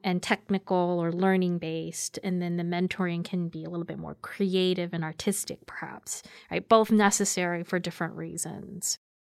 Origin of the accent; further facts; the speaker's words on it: United States; also born or lived in Korea; I very much identify as simply American